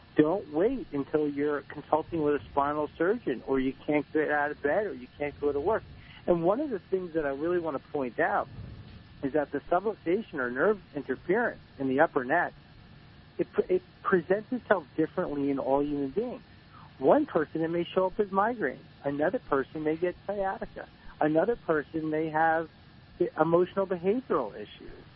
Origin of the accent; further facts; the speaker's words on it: New Jersey, United States; I'm from New Jersey